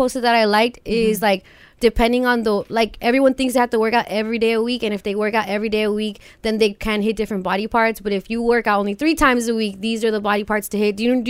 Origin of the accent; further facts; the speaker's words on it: the Valley, California, United States; we're both from the Valley.